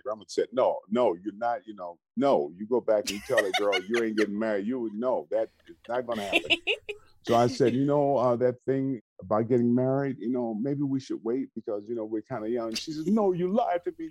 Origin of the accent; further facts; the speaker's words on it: Benton Harbor, Michigan, United States; I was born in Benton Harbor, Michigan